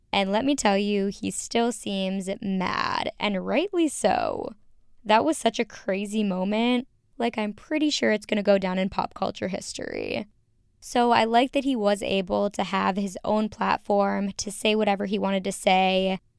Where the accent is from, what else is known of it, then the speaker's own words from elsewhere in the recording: Minnesota, United States; moved away as an adult; now in Chicago, United States; I grew up in the Midwest. You know this. I'm from Minnesota. I now currently live in Chicago